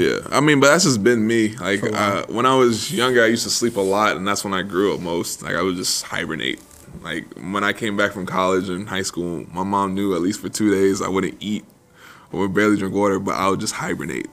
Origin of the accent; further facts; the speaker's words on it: New York City, New York, United States; grew up in the Bronx